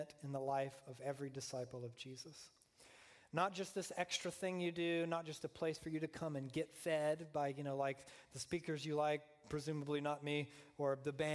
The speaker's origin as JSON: {"language": "English", "region": "Deep South", "country": "United States", "tie": "born or raised there", "said": "I was raised in the Deep South, a fundamentalist Southern Baptist upbringing"}